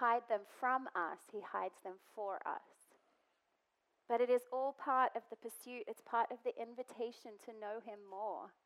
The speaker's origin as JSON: {"language": "English", "country": "Australia", "moved": "yes", "said": "I'm Australian"}